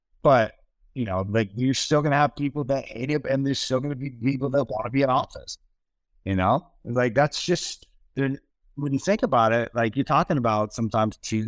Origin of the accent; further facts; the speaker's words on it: Seattle, Washington, United States; now in Austin, United States; I'm born and raised in Seattle.